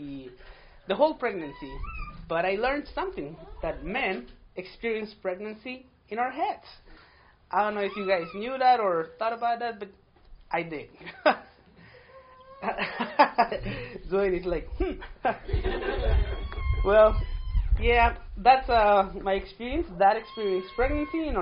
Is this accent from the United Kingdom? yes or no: no; Mexico; first language Spanish; English is a second language; now in United States; I was born in Mexico in a small town. That's why my first language, it's Spanish.